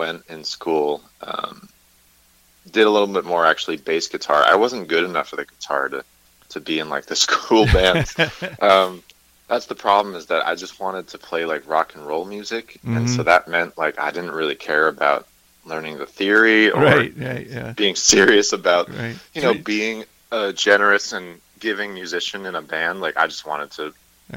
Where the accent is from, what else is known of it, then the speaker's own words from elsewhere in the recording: Massachusetts, United States; moved away as an adult; also born or lived in New Hampshire; now in Los Angeles, United States; Massachusetts and kind of New Hampshire, just, you know, across New England is where I'm from. And grew up